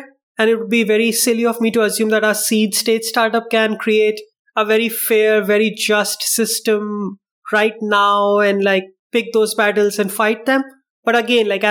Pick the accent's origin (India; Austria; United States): India; also born or lived in Medellin, Colombia; now in Spain; I'm from India